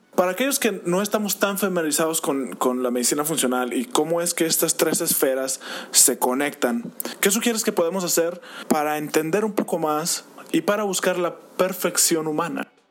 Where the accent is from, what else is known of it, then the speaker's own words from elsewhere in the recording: Mexico; tenemos como mexicanos